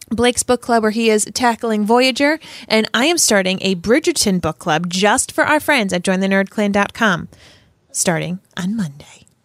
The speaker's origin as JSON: {"language": "English", "region": "Rhode Island", "country": "United States", "tie": "born or raised there", "said": "I grew up in Rhode Island"}